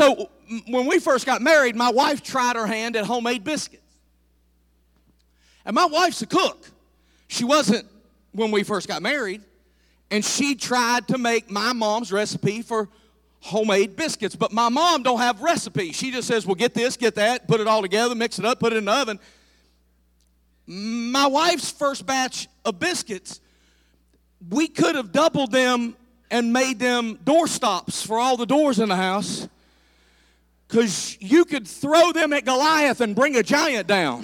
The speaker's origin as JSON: {"language": "English", "region": "the South", "country": "United States", "tie": "born or raised there", "said": "I'm from the South, and I grew up around Southern cooking"}